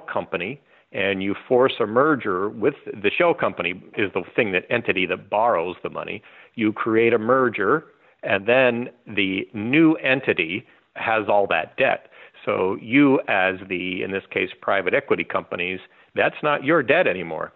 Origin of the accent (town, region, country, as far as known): Lancaster, Ohio, United States; born or raised there